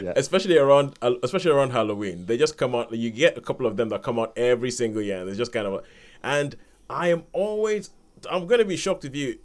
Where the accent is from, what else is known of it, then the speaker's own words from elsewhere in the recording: Nigeria; I'm Nigerian